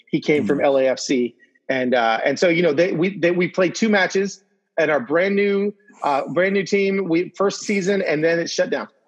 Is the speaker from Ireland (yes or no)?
no; Venezuela; I'm from Venezuela.